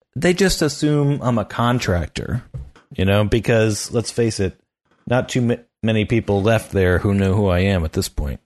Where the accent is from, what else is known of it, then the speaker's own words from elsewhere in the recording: the Poconos, Pennsylvania, United States; moved away; I'm back there where I grew up in the Poconos